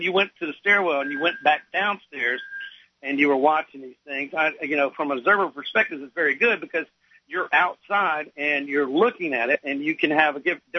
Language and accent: English; Louisiana, United States; now in South Carolina, United States; I'm from Louisiana